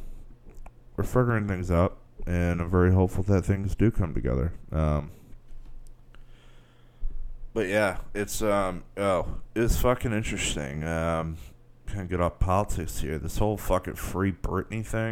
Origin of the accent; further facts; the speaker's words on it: United States; I'm an American